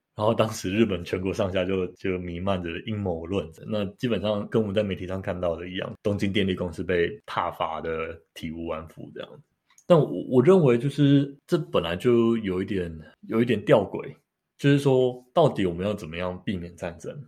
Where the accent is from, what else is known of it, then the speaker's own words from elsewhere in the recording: Taiwan; 身为，身为台湾人